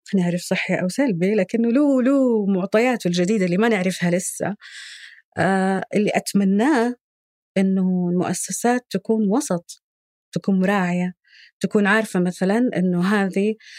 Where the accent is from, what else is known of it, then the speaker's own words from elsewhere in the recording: Saudi Arabia; صفاتنا الجندريه كسعوديين